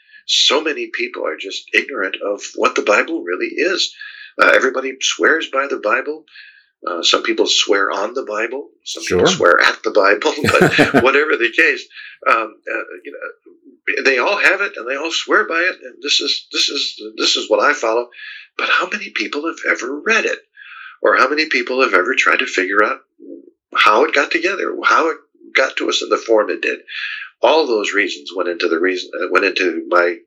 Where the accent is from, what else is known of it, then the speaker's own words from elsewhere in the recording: South Carolina, United States; the people of my home state here in South Carolina